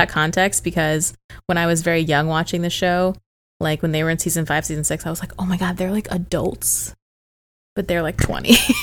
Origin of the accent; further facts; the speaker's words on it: St. Louis, Missouri, United States; moved away; I'm from Saint Louis